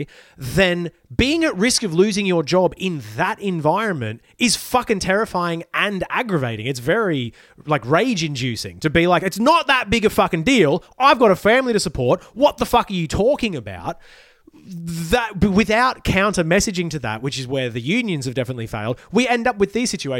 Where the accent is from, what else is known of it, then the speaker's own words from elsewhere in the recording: Ballina, New South Wales, Australia; I was growing up in Ballina near Byron.